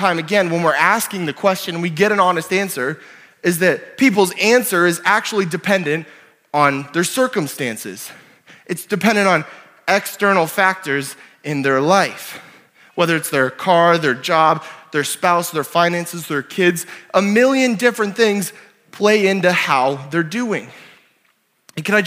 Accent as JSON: {"language": "English", "country": "Canada", "also_born_or_lived": "Ontario / New Brunswick / Oklahoma / South Dakota", "moved": "yes", "lives_now": "Sioux Falls, United States", "said": "I'm Canadian"}